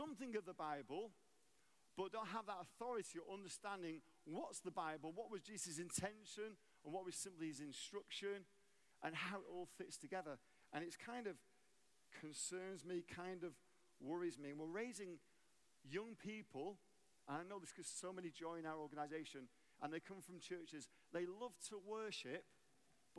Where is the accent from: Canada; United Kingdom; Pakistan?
United Kingdom; England; moved away as an adult; also born or lived in Arlington, Texas, United States; now in United States; I'm English. I became an American citizen 20 years ago. We moved to America.